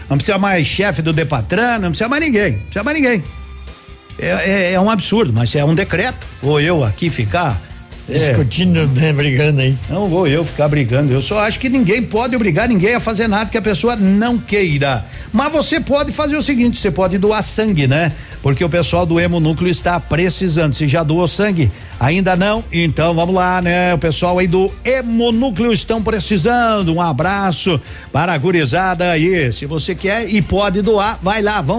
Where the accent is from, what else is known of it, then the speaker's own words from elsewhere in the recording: Itapejara d'Oeste, Paraná, Brazil; eu que sou aqui de Itapejara, em vez de ir a Pato Branco, vou a Beltrão